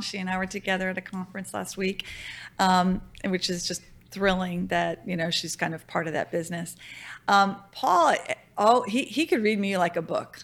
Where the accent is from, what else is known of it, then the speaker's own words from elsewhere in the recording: Louisiana, United States; moved away; also born or lived in Virginia / Denmark; I'm from Louisiana